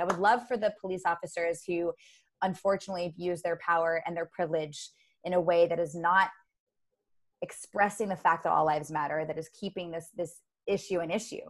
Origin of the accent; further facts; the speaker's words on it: United States; i was born in america so i'm an american